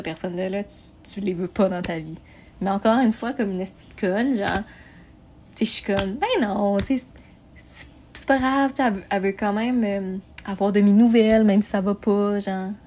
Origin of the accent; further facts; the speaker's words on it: Montreal, Quebec, Canada; moved away as an adult; also born or lived in Sorel; now in Sherbrooke, Canada; à base, je viens de Montréal